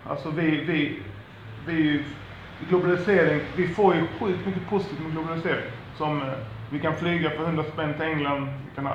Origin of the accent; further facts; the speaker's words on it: Sweden; Mamma och jag, vi är födda i Sverige.